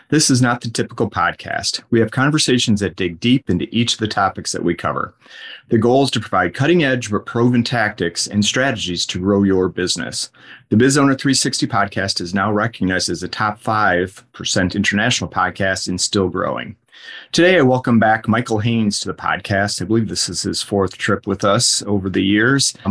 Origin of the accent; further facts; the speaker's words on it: Toronto, Ontario, Canada; now in Sydney, Australia; Yeah, I'm born and bred Toronto, right.